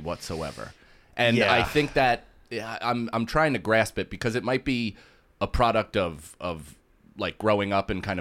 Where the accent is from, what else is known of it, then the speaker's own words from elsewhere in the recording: United States; I grew up so close to New York